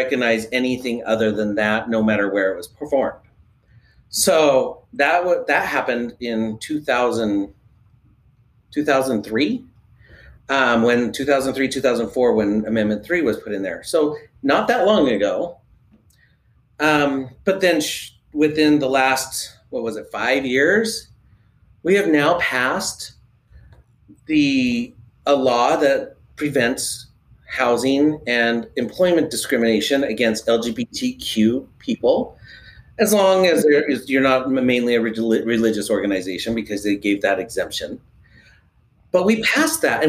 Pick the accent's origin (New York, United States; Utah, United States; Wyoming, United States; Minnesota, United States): Utah, United States; Kaysville; I grew up in Utah. I grew up in Keysville.